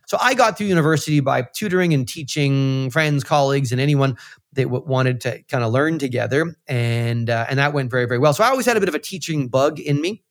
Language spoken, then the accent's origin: English; central Canada, Canada; moved away as an adult; now in Toronto, Canada; I grew up in Central Canada and came to Toronto, uh, after university